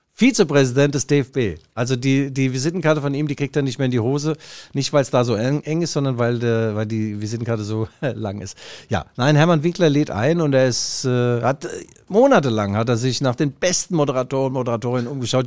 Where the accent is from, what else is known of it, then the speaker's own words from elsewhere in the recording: Leipzig, Saxony, Germany; als Leipziger